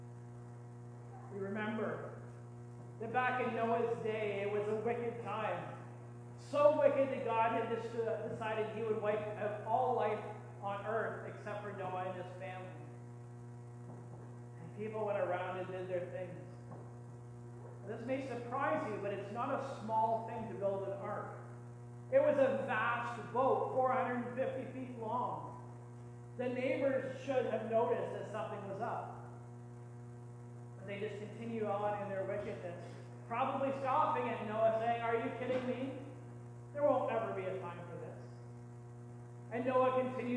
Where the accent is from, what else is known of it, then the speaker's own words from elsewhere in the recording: Canada; as good Canadian people